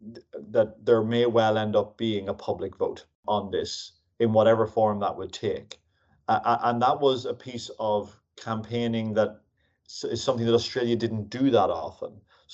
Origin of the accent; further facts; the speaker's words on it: Ireland; moved away as an adult; As probably people can hear, I am from Ireland.